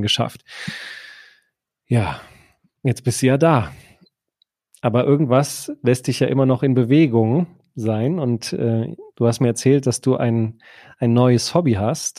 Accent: Düsseldorf, North Rhine-Westphalia, Germany; ich darf das ja als gebürtiger Düsseldorfer

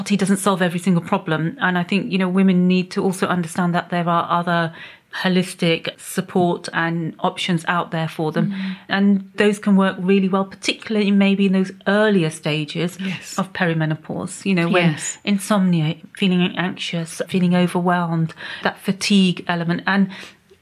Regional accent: Pakistan; moved away; My background is that I'm originally from Pakistan

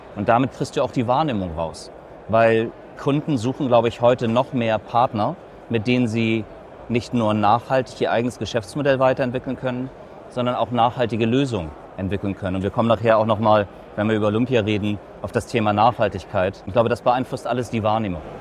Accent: Hamburg, Germany; Als geborener Hamburger

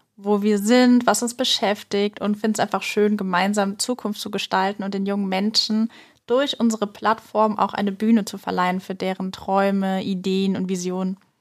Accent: Groß-Umstadt, Hesse, Germany; ich habe tatsächlich in einem kleinen Dorf meine Schulzeit erlebt, auf dem Max-Planck-Gymnasium in Großumstadt

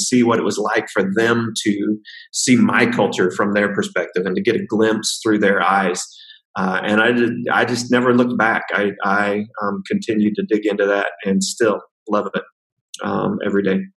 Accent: the middle of the United States, Midwest, United States; moved away as an adult; now in China; I grew up in uh, right in the middle of the United States uh, in a very rural, rural context

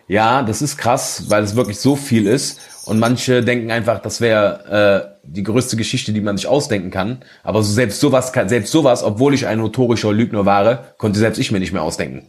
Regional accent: North Rhine-Westphalia, Germany; bei uns in Nordrhein-Westfalen

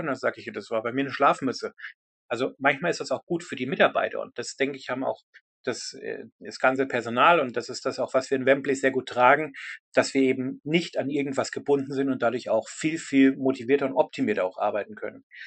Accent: Germany; now in United Kingdom; als Deutscher in, in einem anderen Land

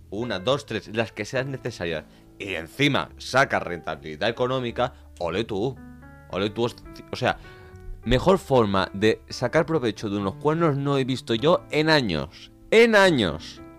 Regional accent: Venezuela; now in Spain; Ah, no, yo soy venezolano, ella es colombiana.

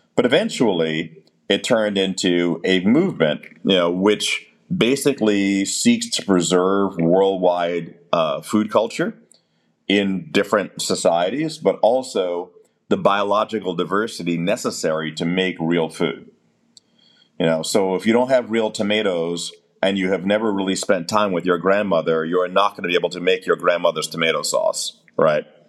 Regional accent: United States; as an American

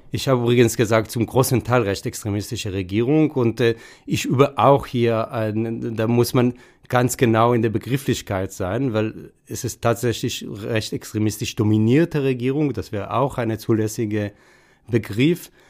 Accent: Israel; German is a second language; now in Frankfurt, Germany; wenn man mich als Israeli begegnet, man hört meinen Akzent

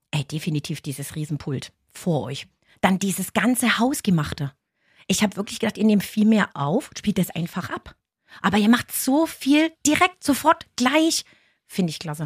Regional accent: Ilmenau, Thuringia, Germany; also born or lived in Reuendorf, Upper Franconia; now in Upper Franconia, Germany; Ich komme eigentlich ursprünglich aus Thüringen, aus Ilmenau

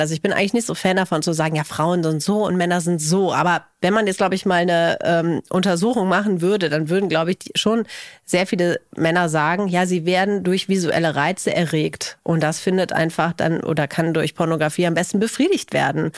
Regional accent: Cologne, North Rhine-Westphalia, Germany; ich komme ja aus Köln

